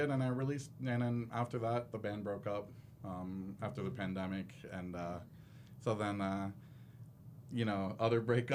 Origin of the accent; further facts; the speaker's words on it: Florida, United States; moved away as an adult; now in Salt Lake City, United States; I'm from Florida